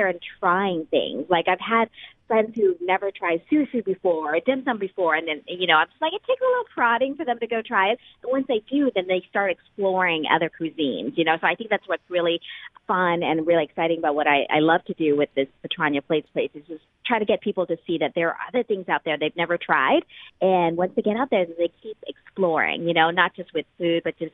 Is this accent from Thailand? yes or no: yes; Thailand; now in Seattle, United States; I'm from Thailand originally. My whole family still lives there.